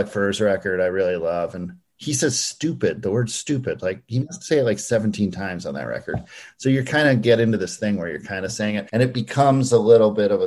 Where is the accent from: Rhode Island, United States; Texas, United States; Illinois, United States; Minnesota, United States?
Minnesota, United States; Minneapolis; moved away as an adult; now in New York, United States; certainly at least where I grew up in the Midwest